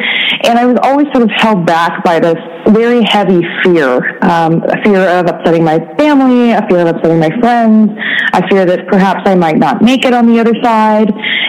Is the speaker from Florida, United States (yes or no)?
no; Oregon, United States; moved away as an adult; now in San Diego, United States; For many years, I had wanted to move away from my home state of Oregon